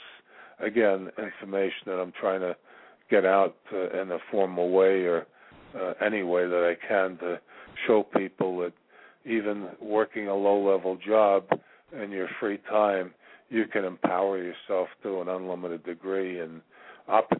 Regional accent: New York, United States; I'm originally from New York

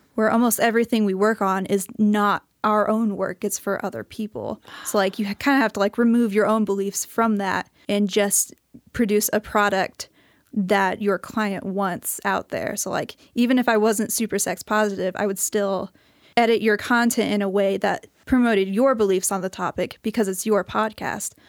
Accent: St. Louis, Missouri, United States; moved away as an adult; now in Missoula, United States; I'm from Saint Louis, Missouri

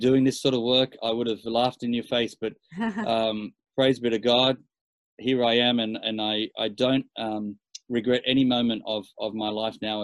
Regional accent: Sydney, New South Wales, Australia; born and raised in Australia.

